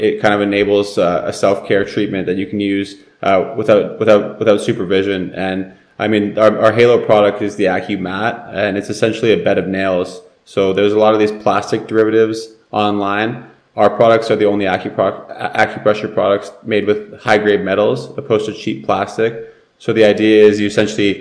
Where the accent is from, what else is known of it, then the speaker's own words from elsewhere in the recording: Vancouver, British Columbia, Canada; I'm from Vancouver, and as you mentioned in the intro, I used to play hockey.